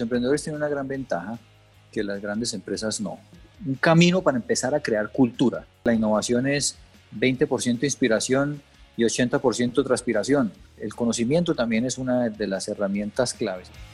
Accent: Colombia; como colombianos

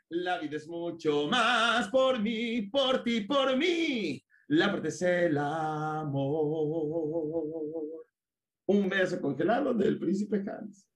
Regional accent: Naucalpan, State of Mexico, Mexico; Yo viví en satélite de niño toda mi vida

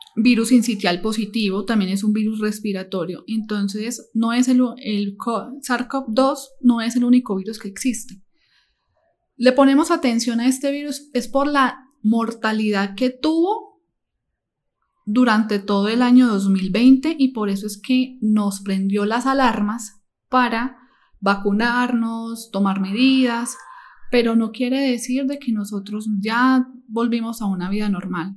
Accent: Medellín, Antioquia, Colombia; now in Cali, Colombia; yo no soy de Cali, yo soy de la ciudad de Medellín. Mi familia, mis padres se encontraban en tal ciudad

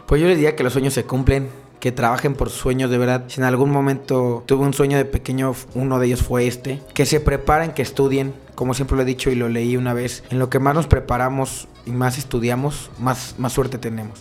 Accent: Corregidora, Querétaro, Mexico; Yo soy originario del pueblito Corregidora, de este bello municipio

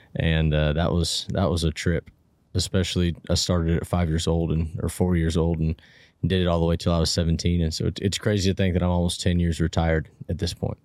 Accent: Portola, California, United States; now in Reno, United States; I grew up in a, in a really small, uh, railroad logging ranching town in Northern California called Portola, um, middle of Plumas County

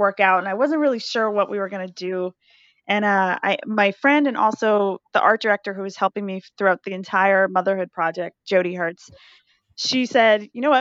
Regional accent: Canada; as a Canadian

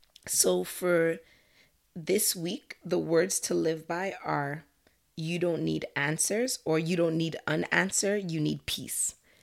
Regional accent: Nigeria; so I'm Nigerian Canadian. I think you guys know that already.

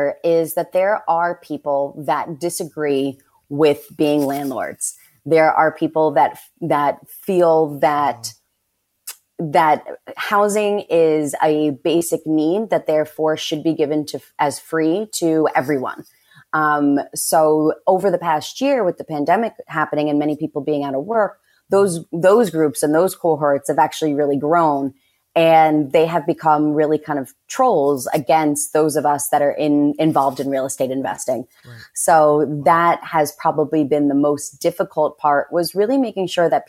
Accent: New York, United States; also born or lived in Dominican Republic; I'm a New Yorker

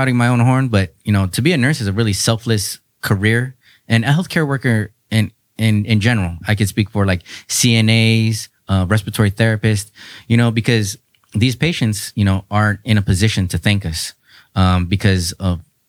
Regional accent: San Diego, California, United States; also born or lived in Chula Vista / North Park; I'm born and raised in San Diego

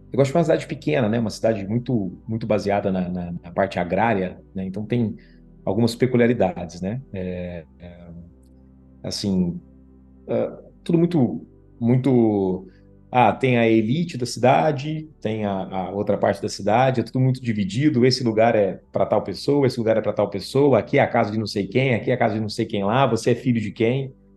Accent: Guaxupé, Minas Gerais, Brazil; also born or lived in Ponte Nova / Viçosa / Machado; eu sou de Minas, natural de Minas Gerais

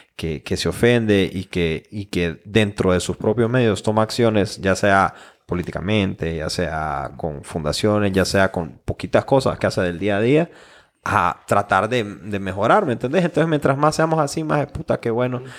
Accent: Honduras; nosotros como hondureños

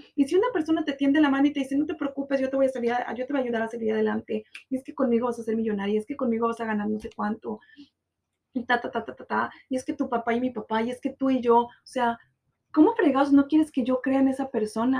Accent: Guadalajara, Jalisco, Mexico; now in Cancún, Mexico; amigos de mi, de mi tierra

